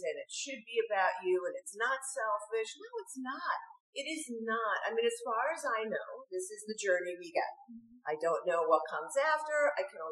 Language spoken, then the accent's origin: English; New York, United States; when I was growing up in New York.